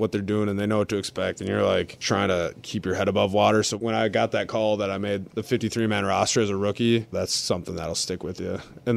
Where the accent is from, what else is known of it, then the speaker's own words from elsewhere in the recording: Minnetonka, Minnesota, United States; moved away as an adult; now in Philadelphia, United States; where I grew up in Minnetonka, Minnesota